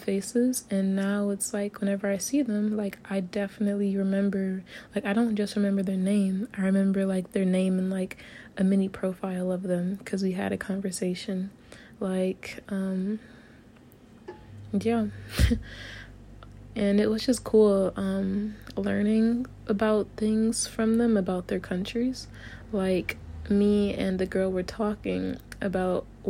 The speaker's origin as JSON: {"language": "English", "country": "United States", "moved": "as an adult", "lives_now": "Japan", "said": "me being very American"}